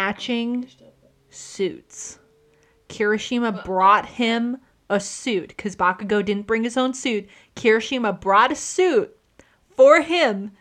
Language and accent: English; Texas, United States; we're from Texas